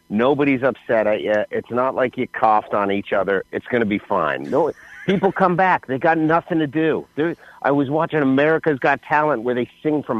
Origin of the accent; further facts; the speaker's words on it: Canada; now in United States; I'm from Canada